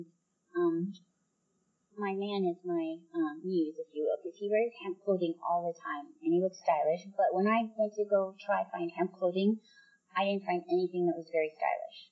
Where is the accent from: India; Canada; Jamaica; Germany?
Canada; moved away as an adult; also born or lived in United States; being a Canadian who wants to travel and to come back and forth to America, where I lived for 14 years